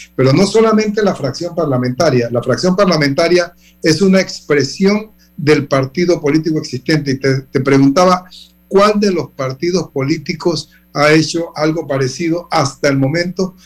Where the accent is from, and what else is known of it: Panama